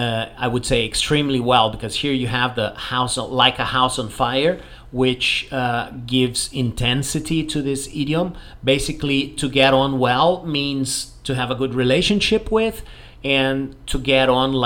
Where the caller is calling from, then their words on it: Porto Alegre, Rio Grande do Sul, Brazil; English is a second language; I'm … and I'm speaking from Porto Alegre in the south of Brazil.